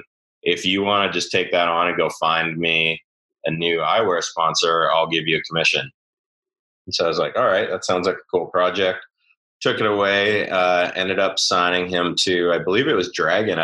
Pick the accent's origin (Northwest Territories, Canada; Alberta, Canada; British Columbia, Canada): British Columbia, Canada; Vernon; growing up in Vernon. You know, for those who don't know, it's in the interior of BC